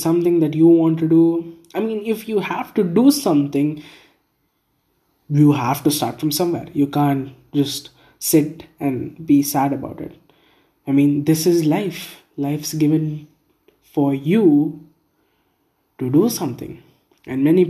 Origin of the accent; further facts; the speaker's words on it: India; I'm from India